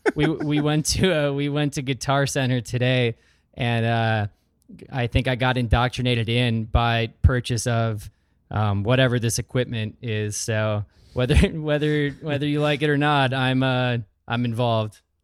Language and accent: English; Sheboygan, Wisconsin, United States; also born or lived in Wausau, Wisconsin; from Wisconsin, born in Wausau, Wisconsin. Most of my formative years were in the Sheboygan area.